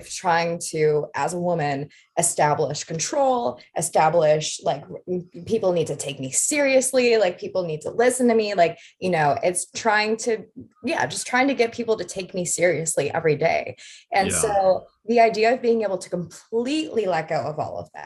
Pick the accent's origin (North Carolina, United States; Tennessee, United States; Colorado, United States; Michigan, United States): Michigan, United States; outside of Detroit; I grew up outside of Detroit